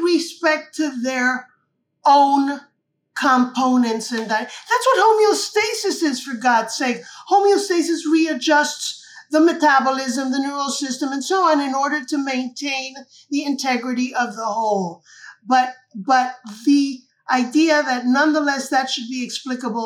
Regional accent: Cuba; I was born and raised in Cuba

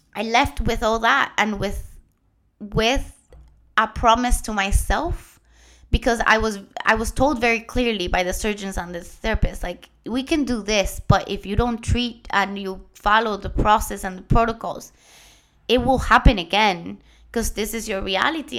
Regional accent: Puerto Rico; first language Spanish; English is a second language; moved away; also born or lived in Germany; I'm Puerto Rican. My first language is Spanish

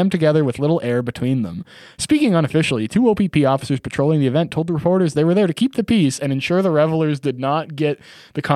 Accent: rural area near Kemptville, Ontario, Canada; born or raised there

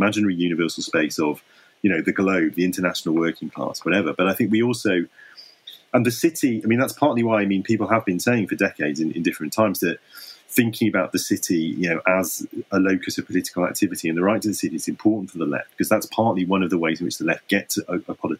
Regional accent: London, United Kingdom; as a Londoner

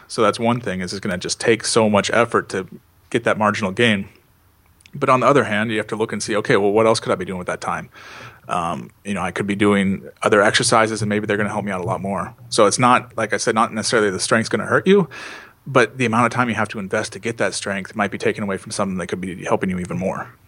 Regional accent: Seattle, Washington, United States; I'm from Seattle, which is you know right near the border in Northwest uh, United States

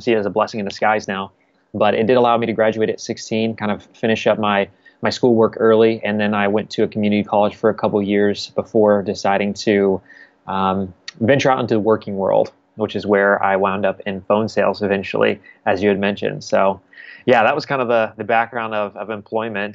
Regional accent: Wichita, Kansas, United States; now in Kansas City, United States; I grew up in Wichita, Kansas

